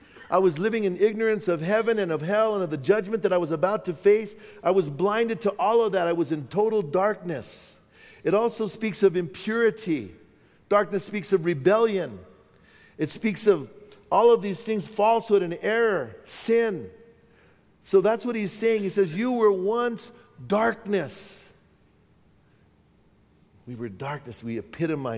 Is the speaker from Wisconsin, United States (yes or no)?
no; Bernalillo, New Mexico, United States; my hometown of Bernalillo